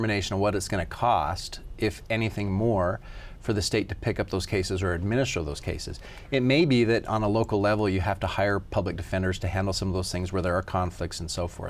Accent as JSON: {"language": "English", "town": "Declo", "region": "Idaho", "country": "United States", "said": "a little town like mine, I'm from Declo"}